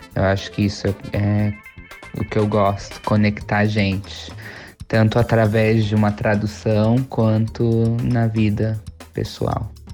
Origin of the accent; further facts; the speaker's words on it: São Paulo, Brazil; moved away as an adult; now in Vancouver, Canada; eu sou de São Paulo